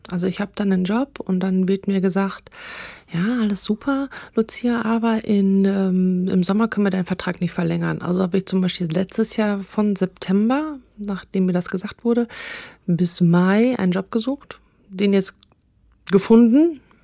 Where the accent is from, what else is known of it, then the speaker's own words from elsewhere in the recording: Münsterland, North Rhine-Westphalia, Germany; ich komme aus dem Münsterland.